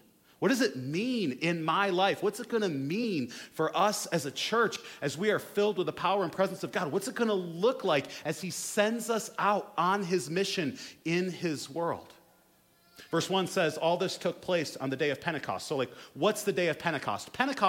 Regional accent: United States; as especially American Protestant Christians

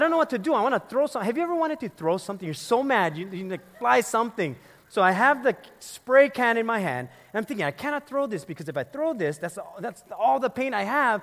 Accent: Philippines; I'm the Filipino

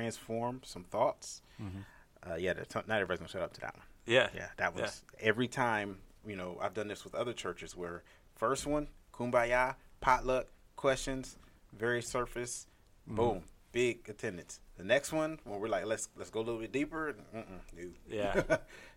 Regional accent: Cleveland Heights, Ohio, United States; I am originally from a city called Cleveland, the suburb, actually, is more specifically Cleveland Heights. So, yeah, I was raised there

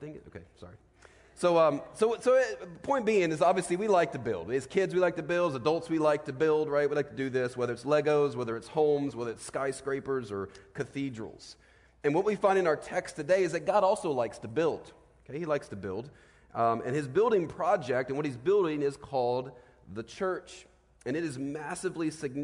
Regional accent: Virginia, United States; As a kid, I grew up in Virginia

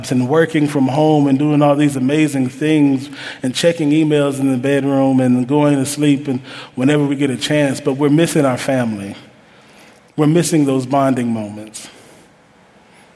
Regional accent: Huntsville, Alabama, United States; I'm from Huntsville, Alabama

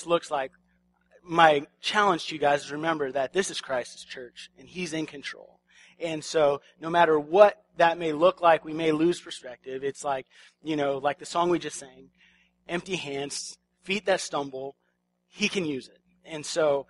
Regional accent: Washington, United States; We're from the Pacific Northwest. We're from Washington.

